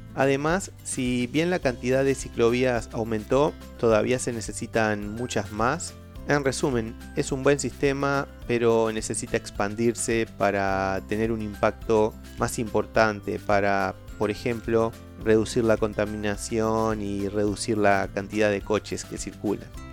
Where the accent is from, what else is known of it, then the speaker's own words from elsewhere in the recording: Uruguay; soy de Uruguay